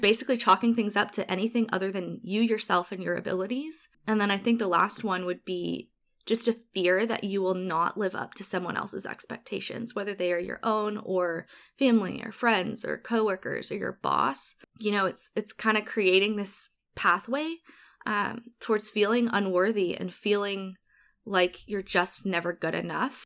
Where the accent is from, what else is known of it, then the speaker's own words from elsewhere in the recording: Honolulu, Hawaii, United States; moved away as an adult; also born or lived in Eastern Washington; now in Seattle, United States; it was amazing growing up there